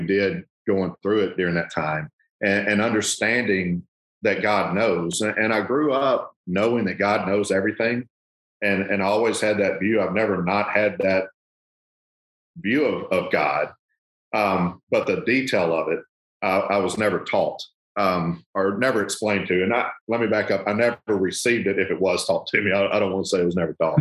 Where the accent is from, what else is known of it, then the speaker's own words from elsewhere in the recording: South Arkansas, United States; moved away as an adult; now in Memphis, United States; I grew up in South Arkansas. And uh, we've been in Memphis now 21 years